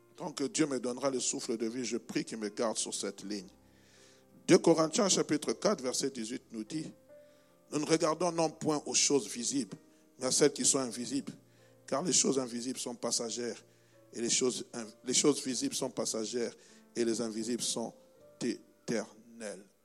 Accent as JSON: {"language": "French", "country": "DR Congo", "tie": "born or raised there", "moved": "yes", "said": "mon pays natal, qui s'appelle la République démocratique du Congo"}